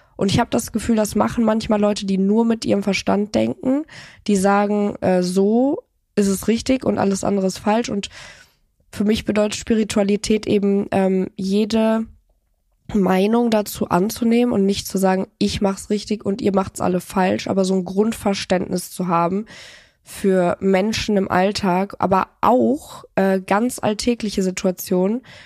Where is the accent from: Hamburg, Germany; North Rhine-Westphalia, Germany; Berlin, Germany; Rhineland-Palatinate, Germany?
North Rhine-Westphalia, Germany; Cologne; ich komme ja aus Köln